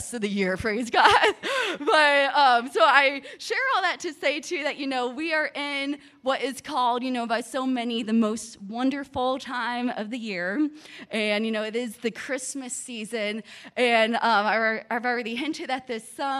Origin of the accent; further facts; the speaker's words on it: Miami, Florida, United States; I'm from Miami, Florida